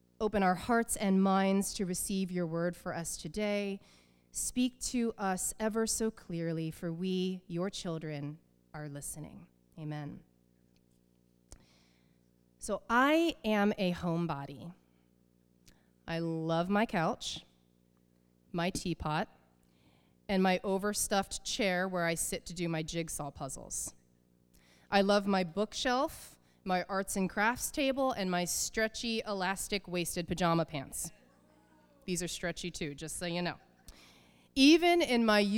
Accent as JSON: {"language": "English", "region": "southeastern Pennsylvania", "country": "United States", "tie": "born or raised there", "also_born_or_lived": "Oberlin, Ohio", "moved": "as an adult", "said": "The house I grew up in southeastern Pennsylvania, a quarter acre lot at 6 Crumley Avenue"}